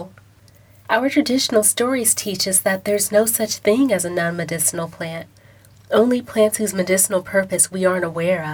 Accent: Houston, Texas, United States; I grew up in Houston, Texas

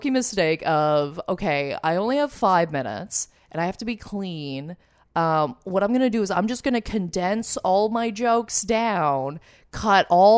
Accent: Lindsay, Ontario, Canada; I grew up in Lindsay, Ontario

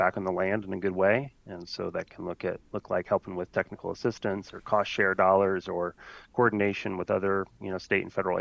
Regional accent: Indiana, United States; moved away as an adult; now in Wisconsin, United States; I'm originally from Indiana, born and raised

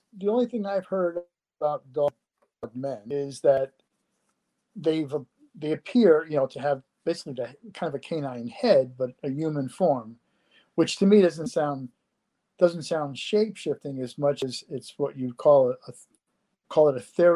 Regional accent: New England, United States; moved away as an adult; now in Ohio, United States; I grew up in New England, but I've lived in Ohio now for probably close to 30 years

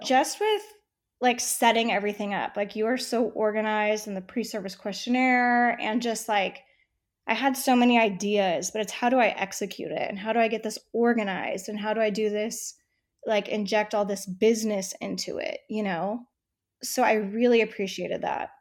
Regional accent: San Diego, California, United States; moved away as an adult; also born or lived in Texas / New York City; now in Houston, United States; I was born and raised in San Diego

